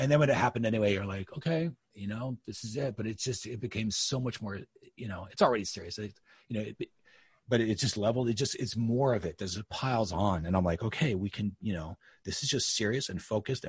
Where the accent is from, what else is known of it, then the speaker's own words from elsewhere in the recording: United States; as an American